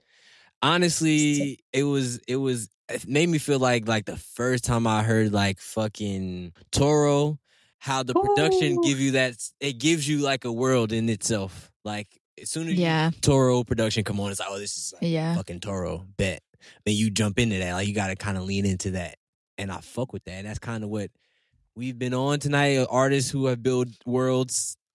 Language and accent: English; London, United Kingdom; I'm from London, man.